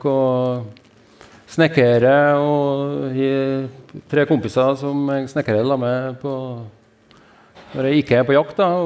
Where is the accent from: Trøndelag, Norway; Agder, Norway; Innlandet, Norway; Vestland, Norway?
Trøndelag, Norway; Levanger; now in Høylandet, Norway; Så nei da, jeg eh, Vokste opp på Levanger, ja, oppe i ei bygd oppe i Munkeby.